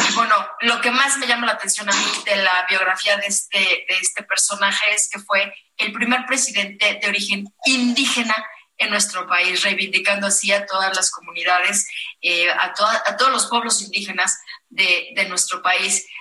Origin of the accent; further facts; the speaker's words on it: Michoacán, Mexico; now in Mexico City, Mexico; yo que vengo del hermosísimo estado de Michoacán